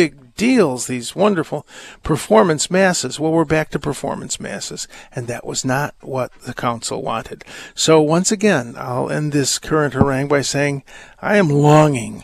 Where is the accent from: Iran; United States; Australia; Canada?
United States; we're American tourists